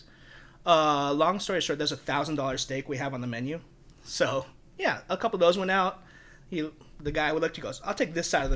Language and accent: English; Philippines; now in Las Vegas, United States; I'm Filipino